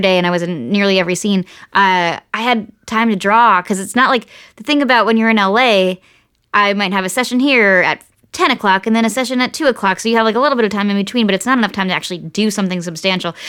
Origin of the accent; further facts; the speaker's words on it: Nazareth, Pennsylvania, United States; now in Los Angeles, United States; my hometown of Nazareth, Pennsylvania